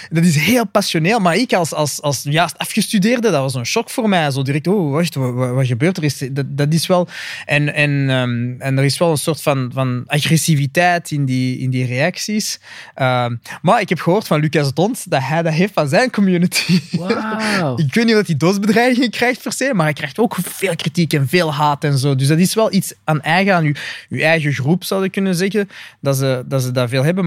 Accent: Flanders, Belgium; ik ben gewoon een Vlaming

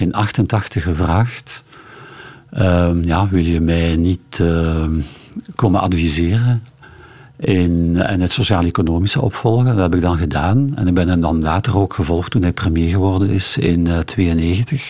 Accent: Ghent, Flanders, Belgium; ik eh, Gentenaar ben en uh, in hou van mijn thuisstad

